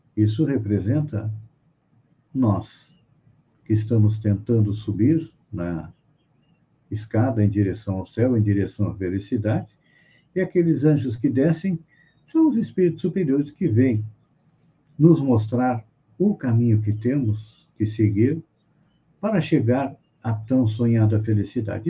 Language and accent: Portuguese; Bagé, Rio Grande do Sul, Brazil; minha cidade, onde eu nasci, Bagé, lá no Rio Grande do Sul